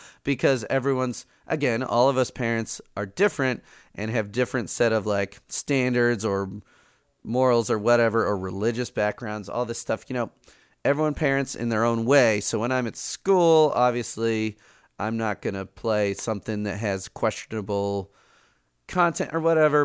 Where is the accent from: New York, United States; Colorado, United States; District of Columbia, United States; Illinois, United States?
Illinois, United States; Chicago; they moved to Chicago, and I, I grew up in Chicago